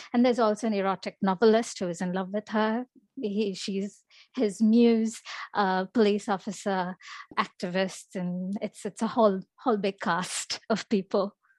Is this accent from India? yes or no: yes; India; moved away; I grew up in India, uh, I'm Indian